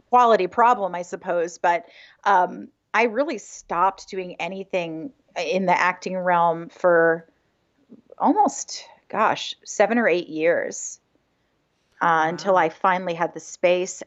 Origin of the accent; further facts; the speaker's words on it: Hingham, Massachusetts, United States; also born or lived in Connecticut; I'm from Hingham